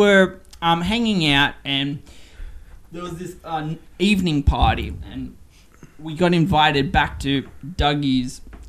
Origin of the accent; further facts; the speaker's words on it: Cessnock, New South Wales, Australia; When I was growing up in Cessnock, I had to burn coal.